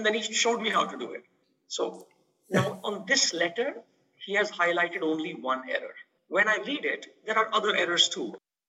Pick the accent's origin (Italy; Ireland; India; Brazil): India; moved away as an adult; I grew up in India.